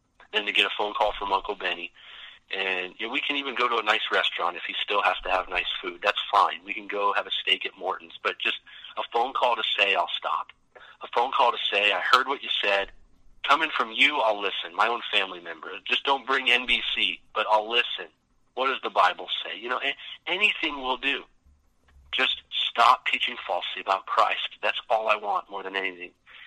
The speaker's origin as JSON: {"language": "English", "town": "Vancouver", "region": "British Columbia", "country": "Canada", "tie": "born or raised there", "said": "We're in my house in Vancouver, the house I grew up"}